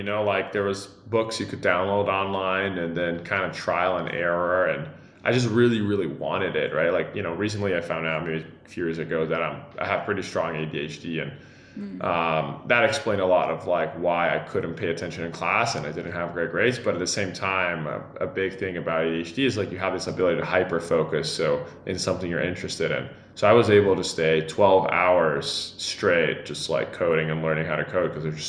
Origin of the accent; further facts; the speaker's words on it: São Paulo, Brazil; English is a second language; I usually say I grew up in Sao Paulo, but actually the state of Sao Paulo. I moved around a lot, and it was great.